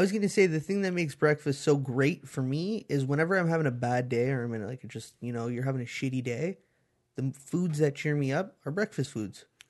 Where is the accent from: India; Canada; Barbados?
Canada; you're Canadian